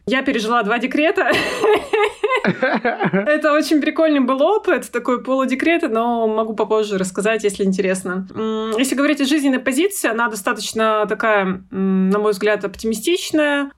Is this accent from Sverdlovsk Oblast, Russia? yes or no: yes; Yekaterinburg, Sverdlovsk Oblast, Russia; Я родилась в Екатеринбурге в 88 году. А, всю жизнь живу на Урале